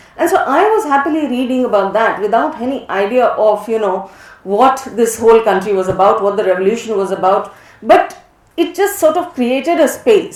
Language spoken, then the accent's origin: English; Rajasthan, India; I grew up a lot in Western India, mainly Rajasthan